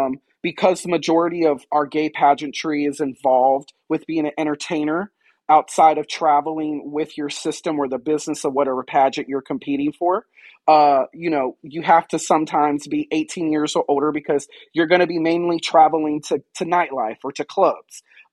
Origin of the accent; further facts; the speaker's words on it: Fayetteville, North Carolina, United States; now in Wilmington, United States; I answer to that name professionally and legally. I'm originally from Fayetteville, North Carolina. I now reside in Wilmington, North Carolina.